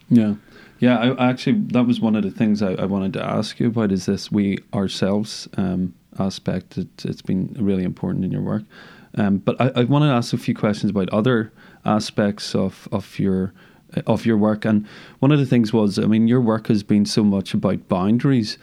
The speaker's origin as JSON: {"language": "English", "region": "Northern Ireland", "country": "United Kingdom", "tie": "born or raised there", "said": "I'm from Northern Ireland, grew up here"}